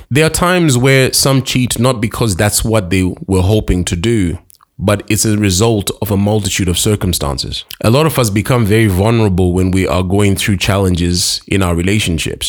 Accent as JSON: {"language": "English", "region": "Harare", "country": "Zimbabwe", "also_born_or_lived": "Karoi", "said": "I'm from Harare"}